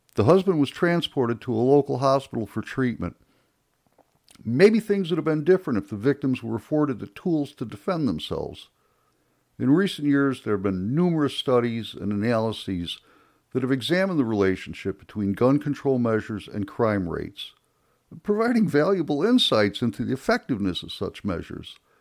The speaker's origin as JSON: {"language": "English", "town": "Chicago", "region": "Illinois", "country": "United States", "tie": "born or raised there", "moved": "yes", "said": "I was born and raised in Chicago"}